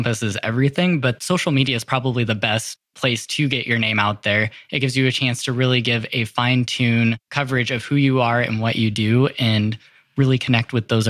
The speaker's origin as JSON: {"language": "English", "town": "North Platte", "region": "Nebraska", "country": "United States", "tie": "born or raised there", "said": "I grew up in Western Nebraska in a small town of North Platte, Nebraska. Big railroad town."}